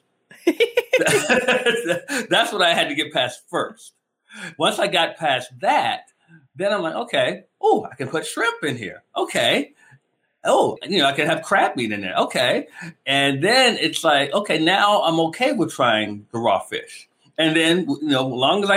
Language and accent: English; Maryland, United States; I'm from Maryland. So we are the crab state